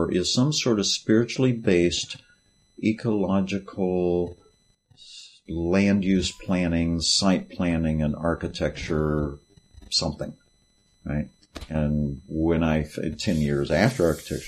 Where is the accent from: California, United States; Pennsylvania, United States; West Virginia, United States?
West Virginia, United States; I grew up in West Virginia